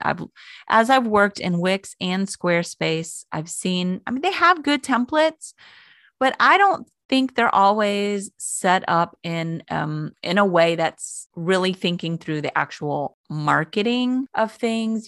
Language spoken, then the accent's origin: English; Florida, United States; moved away; I grew up in Florida.